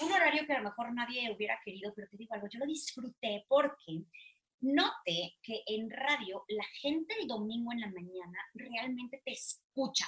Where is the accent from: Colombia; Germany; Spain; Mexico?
Mexico; Veracruz; now in Mexico City, Mexico; soy de Veracruz, como tú, como, como, como mucha gente segura de las que nos están escuchando ahorita. Este, mm, nací en Veracruz